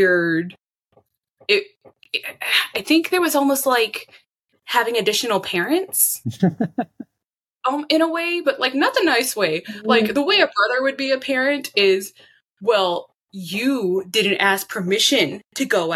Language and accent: English; Austin, Texas, United States; I was raised in Austin, Texas, and the surrounding areas by mostly my mother